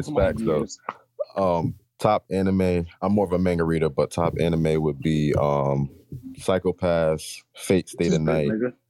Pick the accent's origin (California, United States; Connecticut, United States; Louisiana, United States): Connecticut, United States; I come from Connecticut. 2 hours away from New York